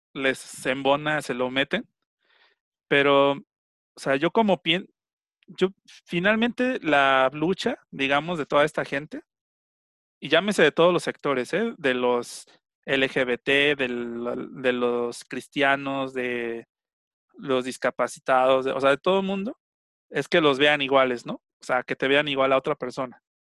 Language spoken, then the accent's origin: Spanish; Mexico; yo al final soy mexicano